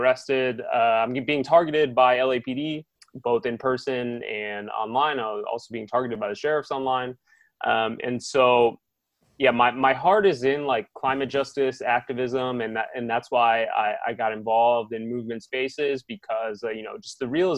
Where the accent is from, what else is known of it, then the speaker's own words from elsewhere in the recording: Chicopee, Massachusetts, United States; also born or lived in California; now in Los Angeles, United States; I'm from Chicopee, Massachusetts. And so I moved to California to live with my uncle.